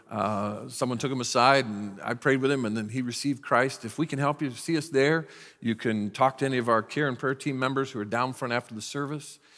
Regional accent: United States; I'm a very proud American, I'm glad I was born in this country

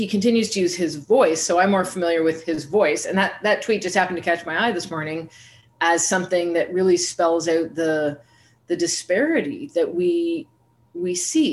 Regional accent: Canada; also born or lived in New York City / Brazil / Germany; now in Montreal, Canada; So I'm coming to you today from Montreal, Canada, and I'm Canadian

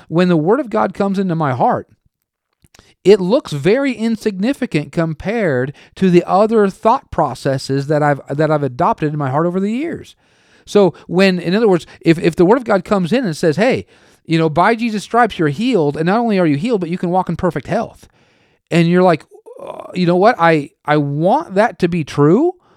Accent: Oregon, United States; moved away; also born or lived in Tulsa, Oklahoma; I was born and raised in Oregon

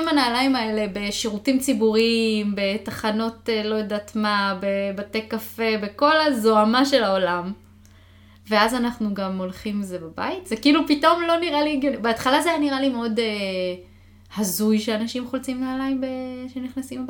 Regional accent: Israel; moved away as an adult; now in United States; מה שגדלתי איתו mm-hmm. בארץ

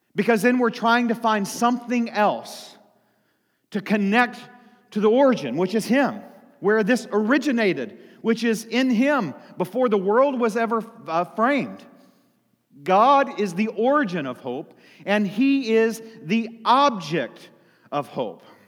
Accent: United States; I live as an American in the United States of America

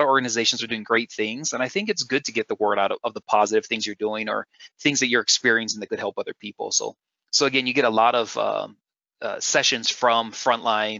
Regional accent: Hawaii, United States; moved away; I'm from Hawaii.

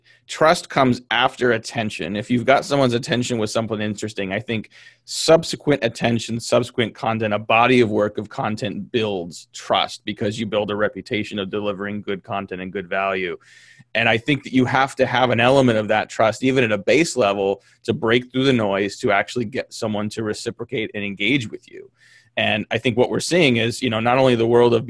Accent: California, United States; I grew up in California

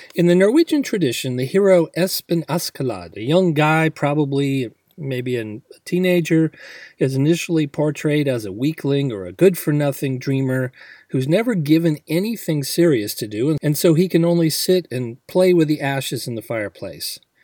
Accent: United States

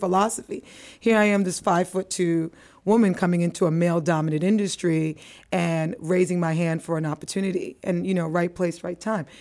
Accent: New York, United States; accent: American; also born or lived in Antigua; I'm a West Indian girl, but I was raised in the Bronx

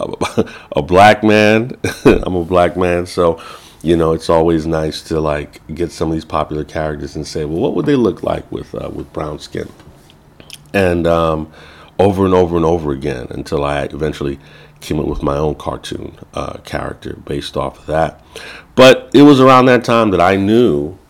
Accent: Chicago, Illinois, United States; I grew up in Chicago, Illinois. I'm a first generation. My family is from Belize, Central America

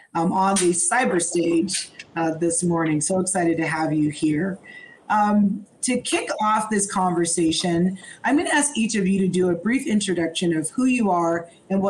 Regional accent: Snohomish County, Washington, United States; now in Seattle, United States; I am from Snohomish County, but I lived in Eastern Washington for 30 years

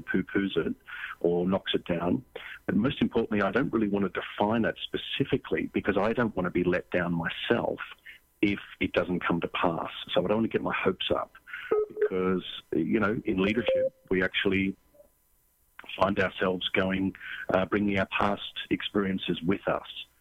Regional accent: Australia; moved away; also born or lived in San Diego; I grew up in Australia. I'm actually in San Diego right now

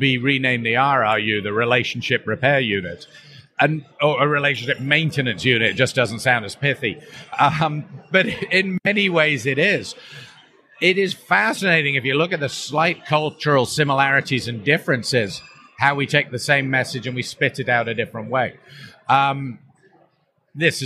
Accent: Canada; myself as a Canadian

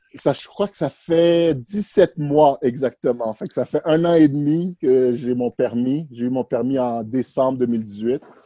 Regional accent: Montreal, Quebec, Canada; also born or lived in Haiti; je suis un, petit gars de Montréal, c'est ça que j'aime dire. J'ai grandi ici. Euh, je suis né en Haïti. je suis venu à Montréal à l'âge de 6 ans

